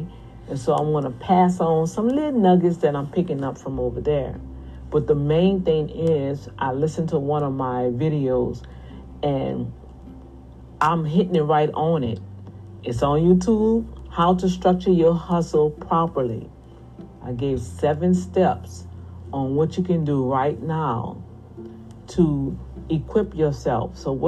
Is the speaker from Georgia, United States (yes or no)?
no; New Orleans, Louisiana, United States; accent: New Orleans Cajun; But then when I get excited, yeah, you know, that New Orleans Cajun stuff coming out of there.